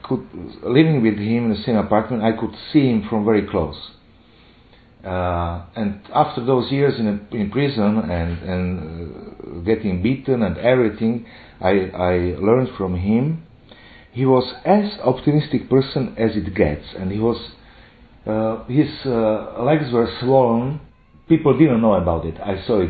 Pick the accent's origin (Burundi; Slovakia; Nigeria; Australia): Slovakia; I'm from Slovakia.